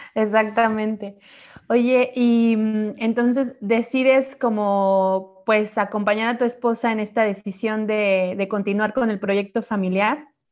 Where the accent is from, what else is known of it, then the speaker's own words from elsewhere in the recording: Mexico; now in Sardinia, Italy; nuestras experiencias como mexicanas eh, lejos de nuestro país